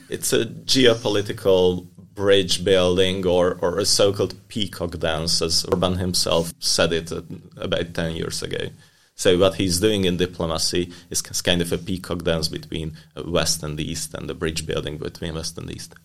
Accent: Hungary; moved away as an adult; now in Krakow, Poland; my home country, Hungary

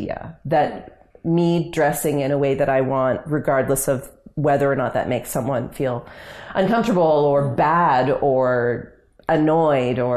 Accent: Canada; I love being Canadian, and I'm very proud to be Canadian

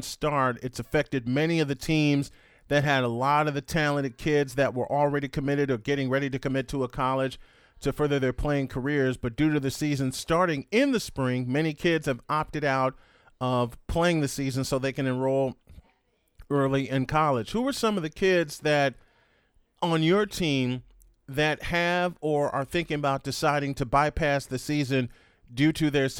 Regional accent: Chicago, Illinois, United States; moved away as an adult; now in North Carolina, United States; I was born and raised in Chicago

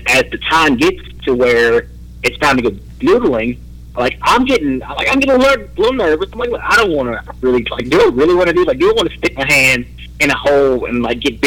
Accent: Louisiana, United States; I come from Louisiana

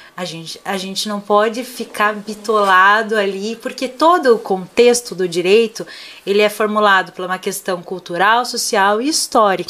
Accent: Paraná, Brazil; accent: Paraná

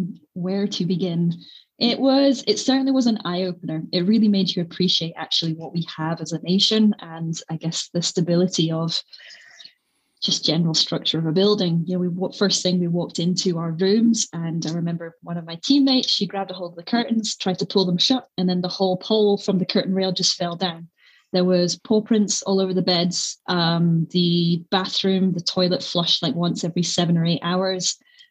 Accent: Scotland, United Kingdom; There's just something quite nice because, you know, we are a small nation. We're quite feisty

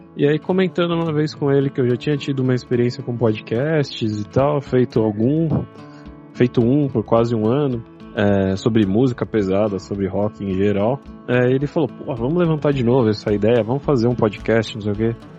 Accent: São Paulo, Brazil; eu somos aqui de São Paulo, da Zona Leste

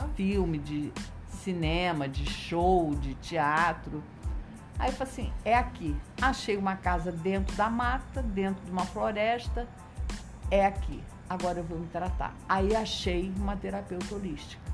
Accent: Nova Iguaçu, Rio de Janeiro, Brazil; moved away as an adult; also born or lived in Jales, São Paulo; Eu sou de Nova Iguaçu. Uhum. Fiquei 30 anos em Nova Iguaçu. Aos 30 anos eu me mudei para lá

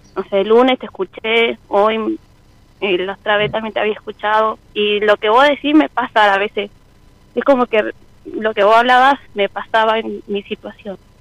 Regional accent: Jujuy, Argentina; moved away as an adult; now in Buenos Aires, Argentina; soy de Jujuy, ahora estoy acá en Buenos Aires

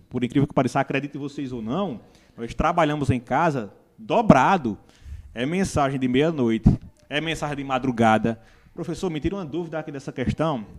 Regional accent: Pão de Açúcar, Brazil; also born or lived in Santa Cruz; sou nascido em Santa Cruz, fui criado em Pão de Açúcar

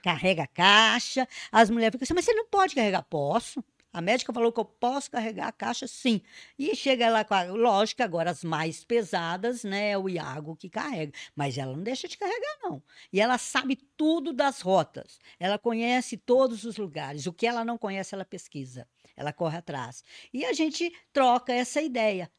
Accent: Brazil; Nós somos brasileiros e brasileiras.

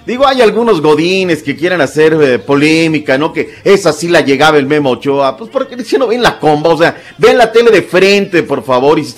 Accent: Mexico; O sea, aquí que nace la taquilla turqui somos nosotros los mexicanos.

